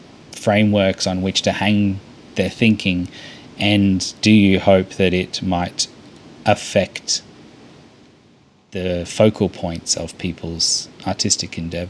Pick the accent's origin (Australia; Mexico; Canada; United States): Australia; accent: Australian; I think maybe it could be my Australian accent